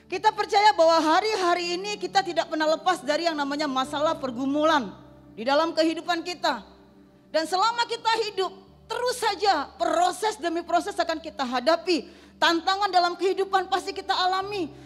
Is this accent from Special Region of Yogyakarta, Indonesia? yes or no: no; Bali, Indonesia; saya berasal dari Bali. Orang tua, keluarga besar saya masih menganut agama Hindu.